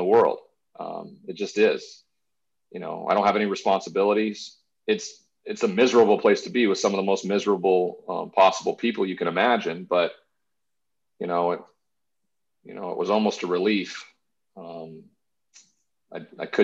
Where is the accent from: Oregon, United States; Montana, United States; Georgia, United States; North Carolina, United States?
Montana, United States; moved away as an adult; also born or lived in Texas; I ended up back in my hometown in Montana